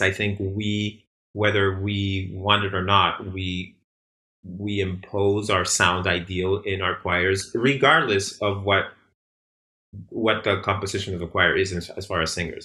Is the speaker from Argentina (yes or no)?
yes; Argentina; also born or lived in Boston; now in Bay Area, United States; I'm also from Argentina